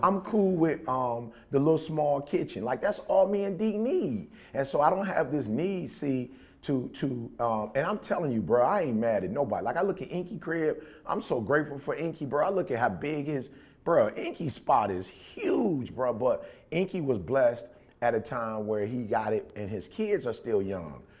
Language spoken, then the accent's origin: English; Detroit, Michigan, United States; we grew up in Detroit.